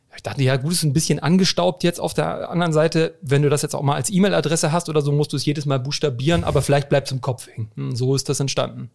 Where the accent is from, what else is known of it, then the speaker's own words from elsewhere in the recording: Hamburg, Germany; ich bin Hamburger Jung.